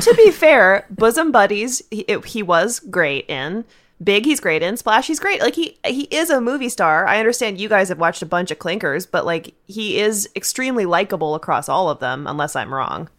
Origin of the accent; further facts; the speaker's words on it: Virginia, United States; I'm from Virginia, a different part of the South